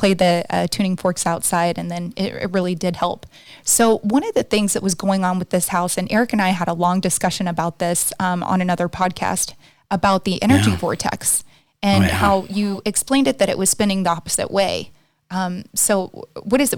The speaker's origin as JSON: {"language": "English", "region": "Texas", "country": "United States", "moved": "yes", "lives_now": "Costa Mesa, United States", "said": "I'm from Texas"}